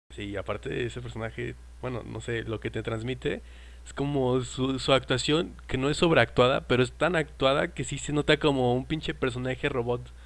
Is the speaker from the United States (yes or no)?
no; Mexico; uno como es mexicano